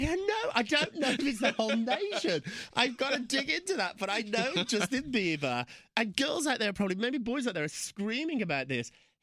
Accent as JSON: {"language": "English", "country": "United Kingdom", "said": "I'm not. I'm so British about it."}